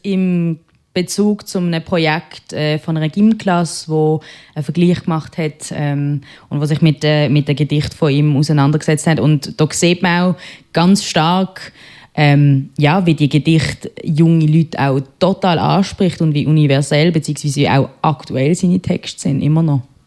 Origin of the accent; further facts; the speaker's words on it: Basel, Basel-Stadt, Switzerland; accent: Basler; meinem Basler Akzent